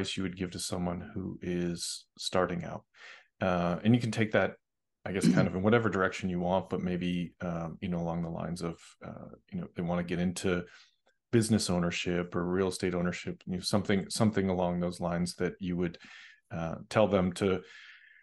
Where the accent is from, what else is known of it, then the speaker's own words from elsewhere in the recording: Boston, Massachusetts, United States; now in Los Angeles, United States; I grew up in Boston